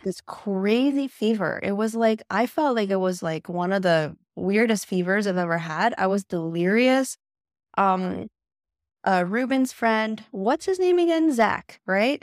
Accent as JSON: {"language": "English", "country": "Canada", "also_born_or_lived": "China", "said": "I'm actually Canadian"}